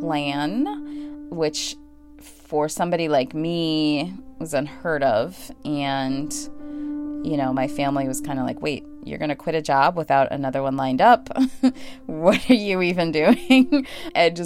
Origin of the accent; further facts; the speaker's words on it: Chicago, Illinois, United States; moved away; I am from Chicago. I am a city girl first, through and through. Chicago is home, always will be, even though I don't live there now. I grew up in subsidized housing next